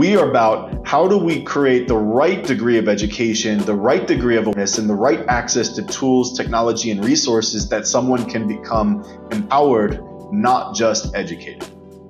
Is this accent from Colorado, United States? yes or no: no; Baltimore, Maryland, United States; But I'm also a huge Ravens fan. I'm from Baltimore.